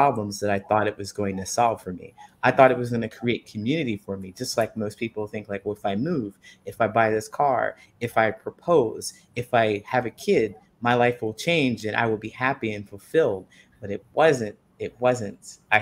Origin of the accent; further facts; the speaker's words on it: Ohio, United States; moved away as an adult; also born or lived in California; I decided that I would leave Ohio and I moved to California